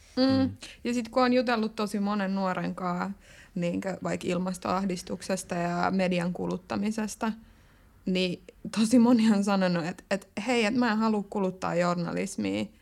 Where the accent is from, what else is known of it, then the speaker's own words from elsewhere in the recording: Lahti, Päijät-Häme, Finland; moved away as an adult; now in Tampere, Finland; Lahessa, mistä mä oon kotoisin